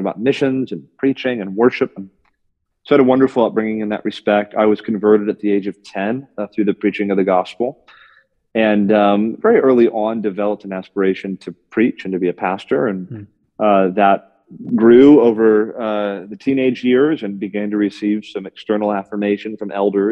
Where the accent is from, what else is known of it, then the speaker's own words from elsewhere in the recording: just north of Miami, South Florida, United States; now in Winston-Salem, United States; I grew up in South Florida, just north of Miami